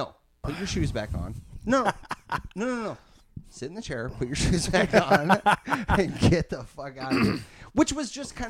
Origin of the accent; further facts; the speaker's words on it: Grand Island, Nebraska, United States; Brandon and I grew up in Grand Island